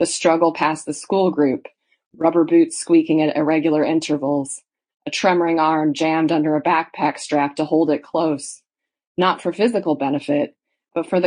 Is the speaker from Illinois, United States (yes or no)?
no; Indiana, United States; now in Leeds, United Kingdom; I grew up in Indiana down the road from the University of Notre Dame